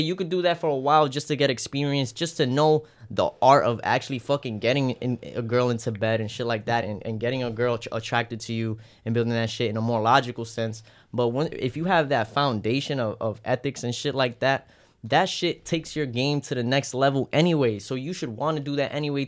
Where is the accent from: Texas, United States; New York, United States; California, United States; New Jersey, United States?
New York, United States; New York City; we grew up in the Bronx and Brooklyn